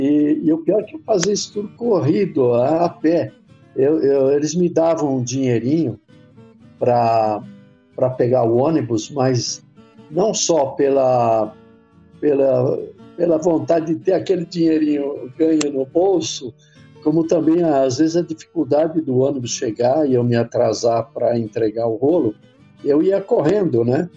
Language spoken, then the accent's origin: Portuguese; São Caetano do Sul, São Paulo, Brazil; Meu avô, um, um tio e um primo trabalhavam é, num cinema em São Caetano do Sul, aqui na região do ABC, onde eu nasci